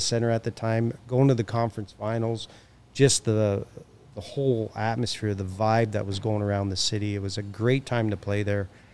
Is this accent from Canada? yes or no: yes; Hamilton, Ontario, Canada; I'm from Hamilton, which is just down the street.